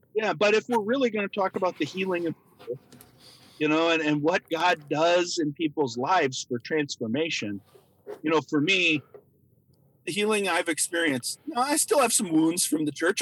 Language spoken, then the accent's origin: English; Minnesota, United States; growing up in Minnesota